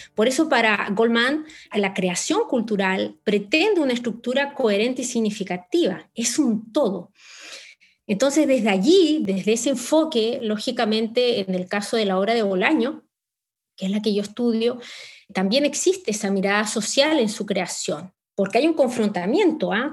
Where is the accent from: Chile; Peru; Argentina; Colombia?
Chile